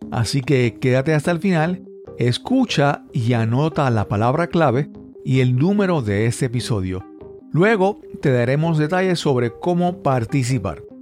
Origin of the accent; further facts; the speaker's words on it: Montgomery, Alabama, United States; soy de Montgomery, Alabama, la capital de los sueños.